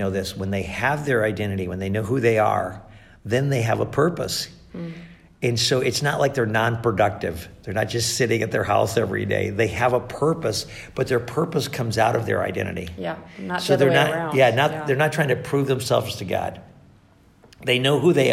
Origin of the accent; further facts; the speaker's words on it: Catskill Mountains, upstate New York, United States; I grew up in the Catskill Mountains of upstate New York